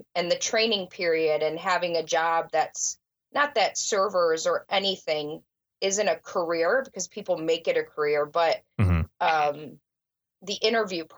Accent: Illinois, United States; also born or lived in Florida / suburbs of Chicago; I grew up in the area that I actually dispatch now

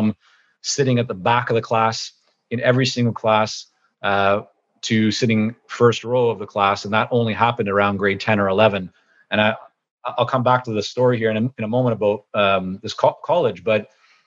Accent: Vancouver, British Columbia, Canada; English is a second language; also born or lived in Toronto, Canada / Israel; we moved back to Canada, this time to Vancouver, when I was about 6.5 years old

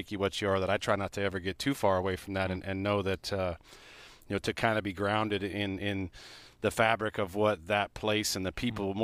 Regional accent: Edmonds, Washington, United States; also born or lived in Oregon; now in Eugene, United States; I'm from Edmonds, Washington

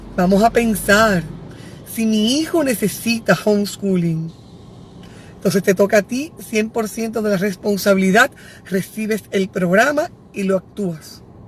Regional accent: Santiago, Dominican Republic; Yo soy de Santiago.

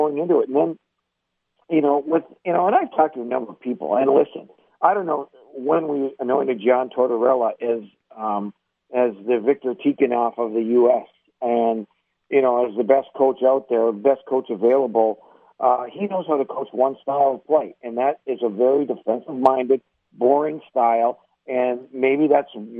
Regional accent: United States; you have so much pride as an American

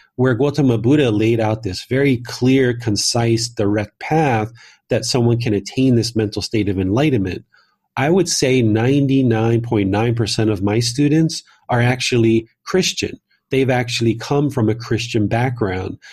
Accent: Southern Maryland, United States; moved away as an adult; also born or lived in Washington, D.C. / Northern Virginia; I was born in Washington, D C. I grew up in Southern Maryland

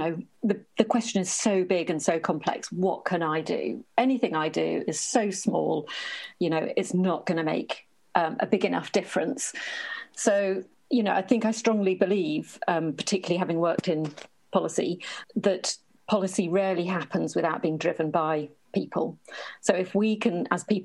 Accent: Norfolk, East of England, United Kingdom; I come from Norfolk, which is in the east of England.

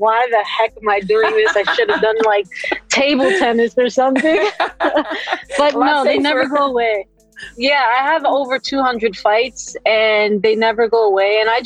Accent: New York, United States; I'm a New Yorican

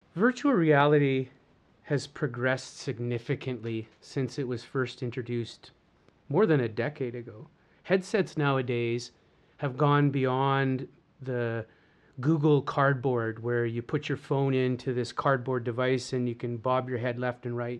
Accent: Canada; So, I'm Canadian. I was born and raised, of course, in lovely, slightly COVID-free Canada.

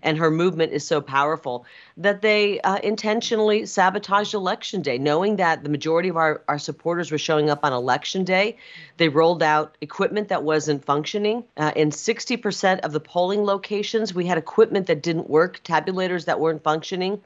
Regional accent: Iowa, United States; now in Arizona, United States; a young kid, uh, growing up in Iowa, in a rural part of the country, youngest of nine

